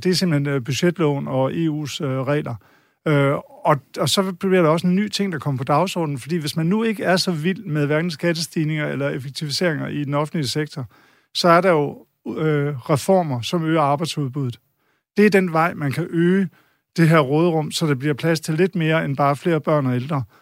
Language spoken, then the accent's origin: Danish; Denmark; vi som danskere